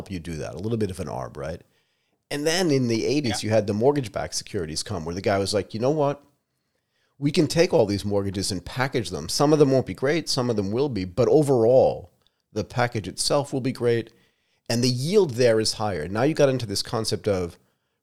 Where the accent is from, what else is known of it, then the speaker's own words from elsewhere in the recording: United States; moved away as an adult; also born or lived in Connecticut / Pennsylvania / Asia; I grew up in Connecticut and Pennsylvania